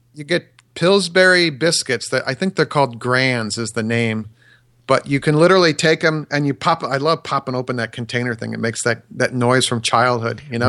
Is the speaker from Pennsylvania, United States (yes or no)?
no; Wisconsin, United States; I grew up in Wisconsin, so maybe it's a Wisco thing